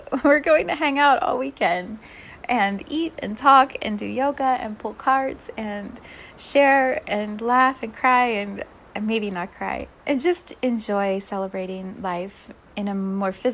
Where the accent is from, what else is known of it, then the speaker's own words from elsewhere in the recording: United States; we as an American community